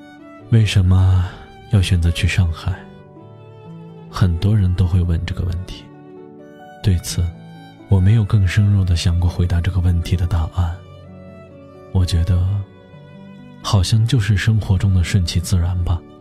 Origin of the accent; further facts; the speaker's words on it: Henan, China; 我的家乡是豫西北的一个小县城。曾经那里是以煤炭著称，但时至今日，煤炭早已被开采殆尽，故乡转型做起了旅游开发。